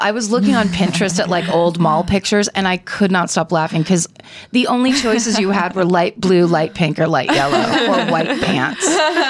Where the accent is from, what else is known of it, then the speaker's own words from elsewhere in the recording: Petaluma, California, United States; now in Los Angeles, United States; I grew up in Petaluma, and it was just a small town that didn't. We had a Mervyn's and a Clothes Time.